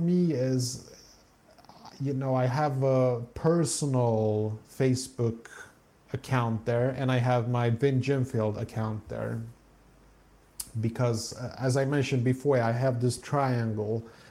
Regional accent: Stockholm, Stockholm County, Sweden; moved away as an adult; now in south of Sweden, Sweden; I grew up in Stockholm

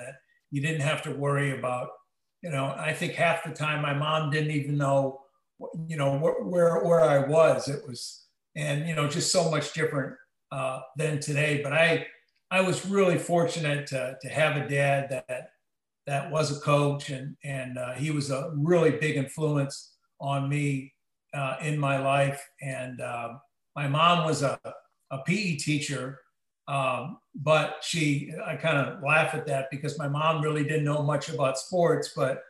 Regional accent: Wisconsin, United States; now in St. Augustine, United States; I grew up in Wisconsin, the son of a coach. My dad coached at a school called Appleton Xavier High School.

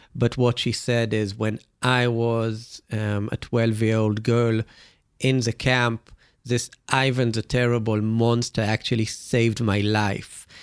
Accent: Israel; me growing up in Israel

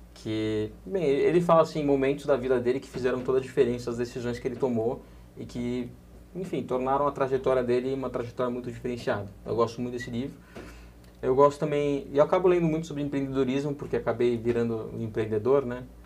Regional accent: Santos, São Paulo, Brazil; now in São Paulo, Brazil; sou de Santos, eu, moro, eu, eu, eu era de Santos, nasci em Santos, mas meu filho já é um paulistinha

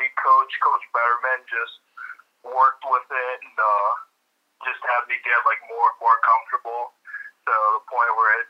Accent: Illinois, United States; I would always say it's Northwestern was literally a 10-minute drive away, and we'd go see some games live and see some on TV

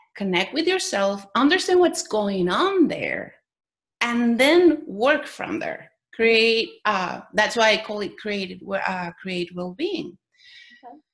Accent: Mexico; I was born in Mexico

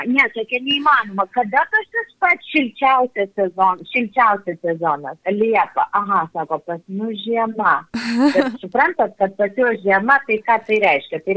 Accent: Lithuania; also born or lived in Brazil; mes lietuviai labai mėgstam parodyti, kaip pas mus žiemą gražu

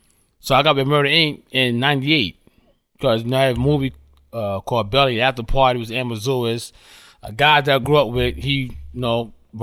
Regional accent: New York City, New York, United States; I grew up in South Jamaica, Queens, you know, in the 80s

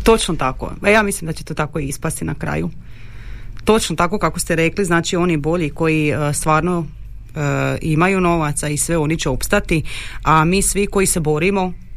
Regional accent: Đakovo, Osijek-Baranja County, Croatia; mi smo Slavoni, ali mi Đakovo grad koda je odvojen od tog svijeta

